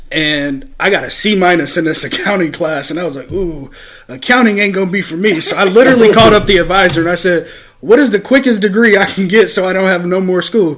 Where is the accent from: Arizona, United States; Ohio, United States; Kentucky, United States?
Ohio, United States; Toledo; I live on the North. Like, I grew up on Stickney and Pearl